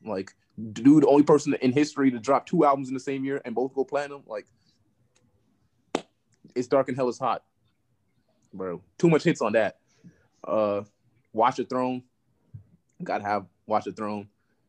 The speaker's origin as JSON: {"language": "English", "region": "the South", "country": "United States", "said": "I'm from the South now, you know what I'm saying? So like, I might listen to your music. I might listen to other people's music, but the Southern albums are going to always stick with me."}